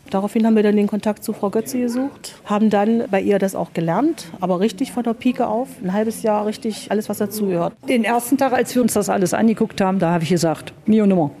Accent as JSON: {"language": "German", "town": "Thale", "region": "Saxony-Anhalt", "country": "Germany", "tie": "born or raised there", "said": "Ich bin gebürtiger Thalenser noch"}